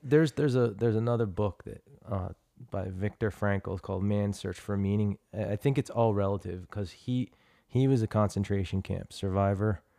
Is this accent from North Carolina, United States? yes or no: no; Trenton, New Jersey, United States; now in Chandler, United States; I came from Trenton, New Jersey and, uh, you know, I came from, like, blue collar beginnings